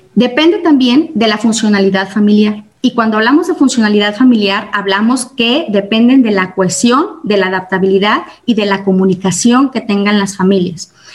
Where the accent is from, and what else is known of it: Mexico